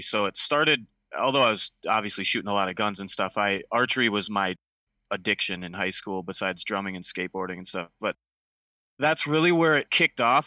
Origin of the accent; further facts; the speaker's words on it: Minnesota, United States; I grew up in Minnesota. I still live here